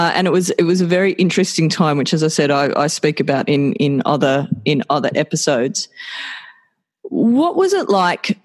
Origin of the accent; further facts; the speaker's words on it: Sydney, New South Wales, Australia; growing up in the Sutherland Shire, which back in the late 70s was the most Anglo-Saxon part of Australia.